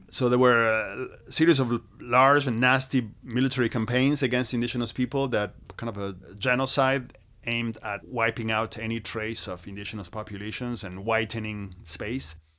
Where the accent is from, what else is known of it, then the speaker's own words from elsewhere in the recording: Argentina; moved away; I grew up in Argentina. Uh, I was born and raised